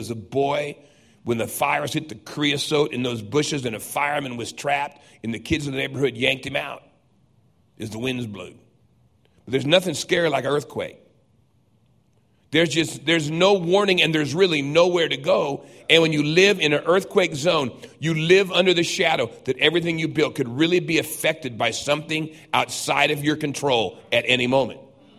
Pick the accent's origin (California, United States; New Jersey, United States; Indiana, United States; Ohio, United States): California, United States; San Diego; I grew up in Southern California. Everything shook there all the time. I mean, I can remember as a boy in San Diego looking out and the street turned into ocean.